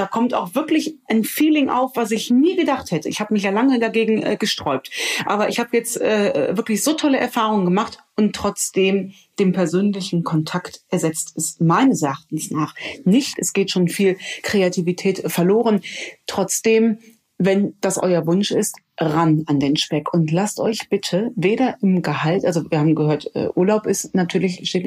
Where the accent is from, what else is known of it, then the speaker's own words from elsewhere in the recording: Rhineland, Germany; Als Rheinländerin spreche ich hier mit einem Hamburger.